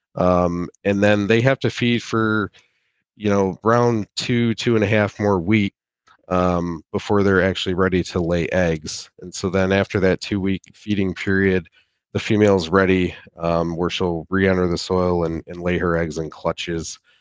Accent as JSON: {"language": "English", "area": "near Saginaw", "region": "Michigan", "country": "United States", "tie": "born or raised there", "said": "I am originally from, uh, Michigan. I, I grew up on a small family farm near Saginaw"}